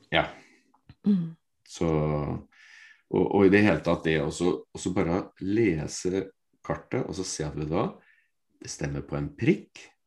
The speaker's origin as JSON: {"language": "Norwegian", "town": "Fredrikstad", "region": "Østfold", "country": "Norway", "said": "Jeg er fra Fredrikstad"}